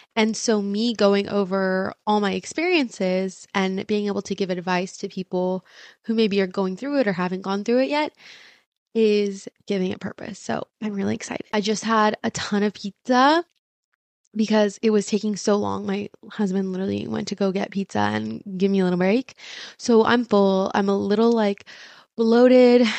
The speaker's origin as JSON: {"language": "English", "town": "Irvine", "region": "California", "country": "United States", "tie": "born or raised there", "first_language": "Spanish", "second_language": "English", "said": "growing up in Irvine"}